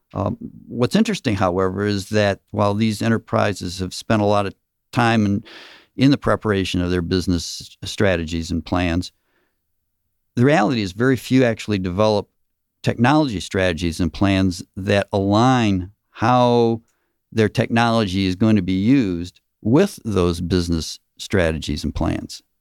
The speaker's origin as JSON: {"language": "English", "region": "Michigan", "country": "United States", "moved": "yes", "lives_now": "Gwinnett County, United States", "said": "I'm originally from Michigan"}